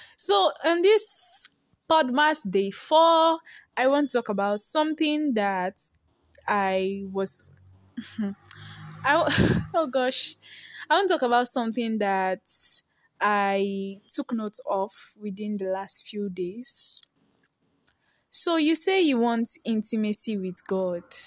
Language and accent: English; Nigeria; I'm a Nigerian girl